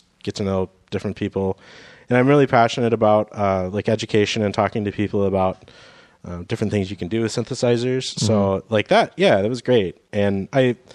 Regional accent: Peoria, Illinois, United States; now in Seattle, United States; I'm from Peoria, Illinois, and the Peoria, there's like a specific Peoria accent

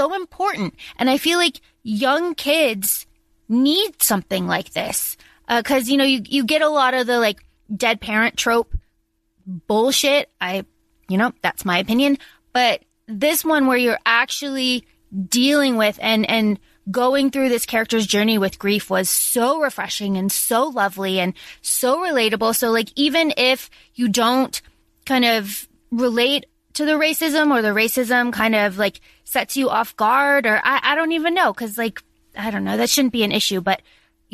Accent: the South, United States; We grew up in the South

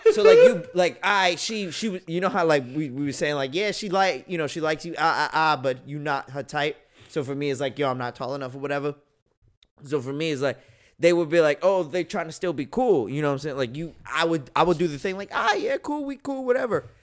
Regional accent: United States; I will not be condemned for being an American.

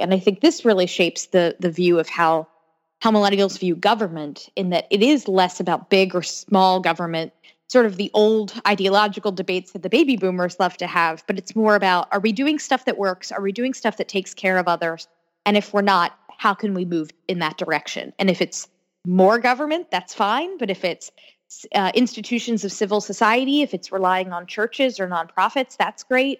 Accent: Orlando, Florida, United States; moved away as an adult; now in Washington, D.C., United States; I grew up in Orlando, Florida

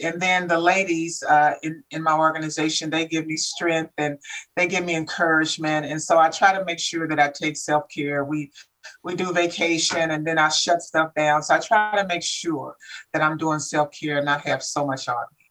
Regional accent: Kansas City, Missouri, United States; moved away; I'm from Kansas City, Missouri.

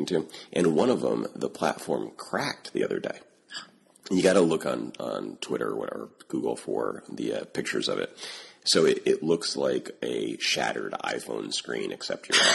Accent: East Coast, United States; also born or lived in Chicago; now in Connecticut, United States; I grew up in East Coast time, and I lived most of my life in East Coast time except for Chicago.

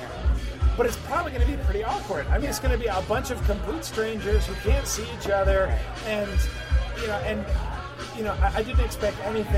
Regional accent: Dover, Delaware, United States; Dover, Delaware

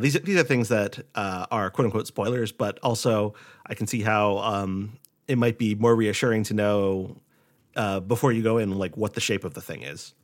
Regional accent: Rhode Island, United States; born or raised there; moved away

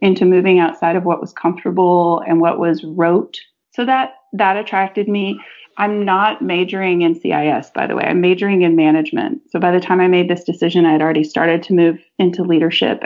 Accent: Texas, United States; I was born and raised in Texas

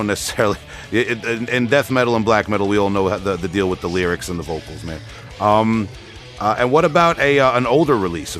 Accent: Long Island, New York, United States; I'm from Long Island, man, so we got a special place in my heart for them.

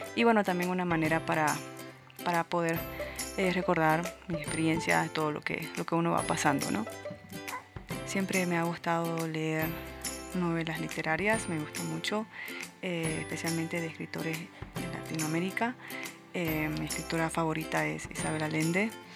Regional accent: Santiago de Chiquitos, Santa Cruz, Bolivia; soy boliviana, tengo 32 años y vengo de Santiago de Chiquitos, que es un pueblo pequeño, hermoso, que se encuentra en el oriente boliviano.

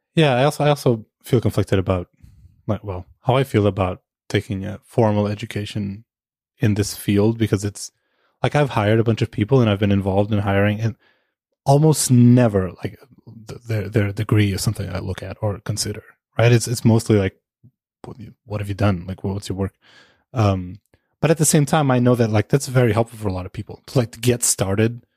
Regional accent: Portugal; moved away; also born or lived in Amsterdam, Netherlands; originally I'm from Portugal, but we moved to the Netherlands to Amsterdam

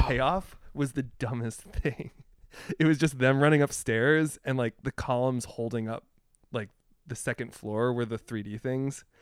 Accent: Pennsylvania, United States; I grew up in Pennsylvania

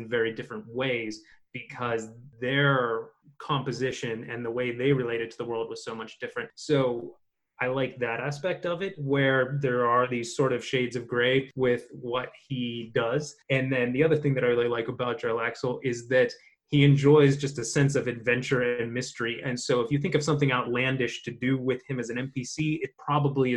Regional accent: Youngstown, Ohio, United States; also born or lived in Evansville, Indiana; now in Columbus, United States; I'm currently in Columbus, Ohio. I'm originally from Youngstown. Went to Youngstown State. That's where I'm from.

